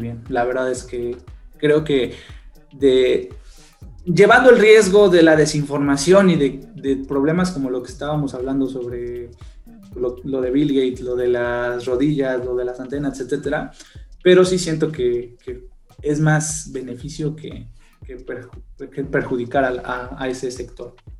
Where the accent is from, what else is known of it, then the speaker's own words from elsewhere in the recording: Mexico; nosotros como mexicanos